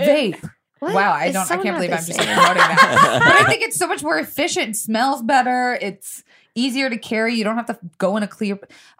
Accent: Tampa, Florida, United States; I'm from Tampa

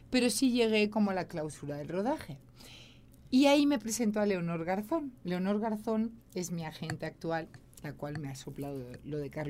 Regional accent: Catalonia, Spain; moved away; also born or lived in Madrid; yo en España Vivo en Madrid, soy catalana, tengo mi familia allí, tengo a mi hijo allí

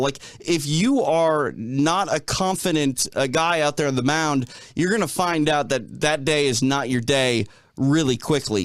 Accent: Minneapolis, Minnesota, United States; I grew up in Minneapolis

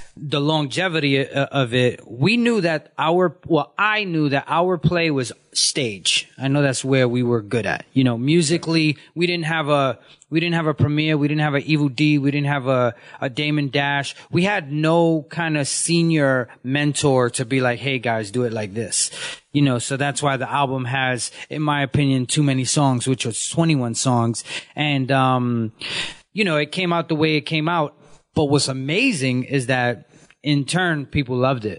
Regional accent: New York City, New York, United States; I come from Bushwick before it was gentrified

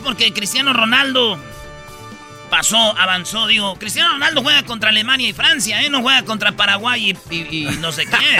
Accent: Michoacán, Mexico; de Michoacán, de donde soy yo

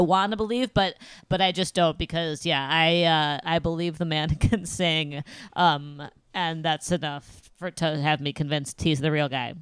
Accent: Midwest, United States; as a Midwesterner

